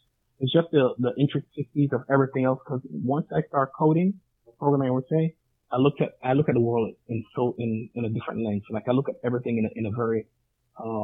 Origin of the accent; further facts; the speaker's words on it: Jamaica; I'm Jamaican as well.